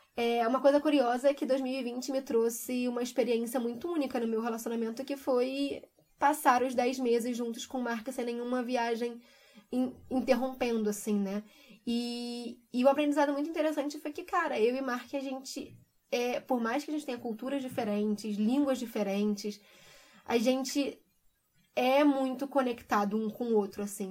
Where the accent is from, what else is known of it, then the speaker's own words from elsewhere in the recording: Brazil; moved away as an adult; eu saí do Brasil me sentindo muito insegura com tudo que estava acontecendo, deixando família